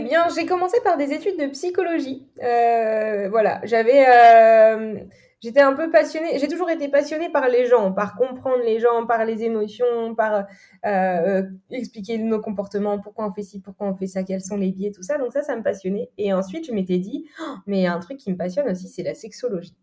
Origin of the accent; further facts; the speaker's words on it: Normandy, France; je suis originaire de Normandie, là où j'ai grandi.